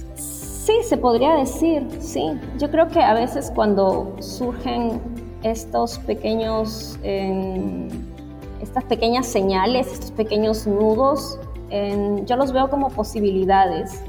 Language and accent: Spanish; Lima, Peru; also born or lived in Trujillo / Piura; yo soy, yo nací en Lima, pero toda mi familia es del norte, costa norte del Perú, de Trujillo y de Piura